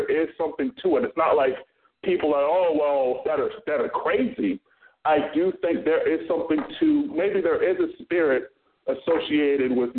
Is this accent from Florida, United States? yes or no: yes; Florida, United States; I'm from Florida